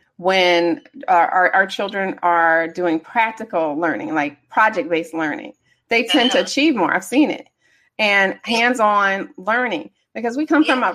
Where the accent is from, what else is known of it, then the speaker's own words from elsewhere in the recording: Detroit, Michigan, United States; From Anderson, I'm from Detroit.